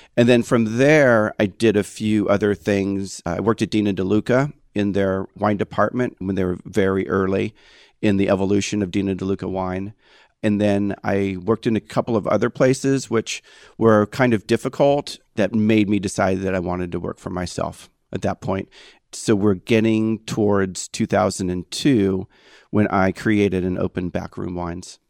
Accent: Eureka, California, United States; moved away as an adult; also born or lived in Las Vegas, Nevada / San Francisco, California / Davenport, Iowa / Napa, California; my hometown of Eureka, California

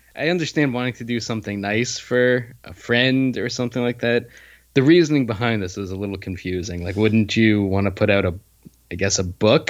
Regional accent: New Jersey, United States; I grew up in New Jersey, which is the land of 24 hour diners

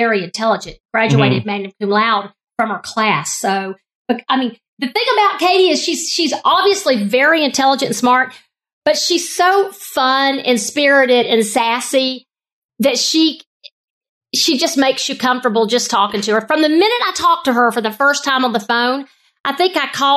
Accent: Atlanta, Georgia, United States; I'm from Atlanta

